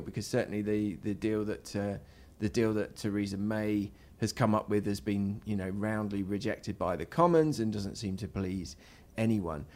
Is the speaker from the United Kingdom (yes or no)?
yes; United Kingdom; now in Spain; I'm a British migrant